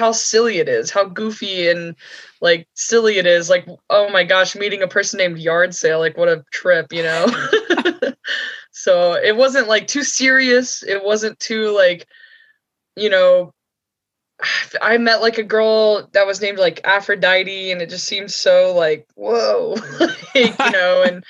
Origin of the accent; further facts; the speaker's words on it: near Amicalola, North Georgia, United States; So I grew up in North Georgia near Amicalola, near Springer Mountain